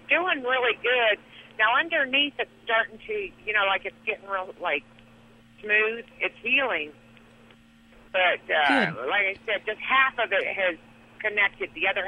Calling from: Rolla, Missouri, United States; I'm over in Missouri right now, Rolla, Missouri.

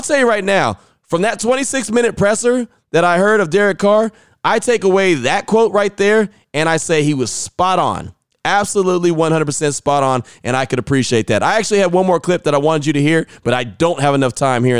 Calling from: Vancouver, British Columbia, Canada; I was listening from Vancouver, Canada, and no loads of other Raider fans up north, too.

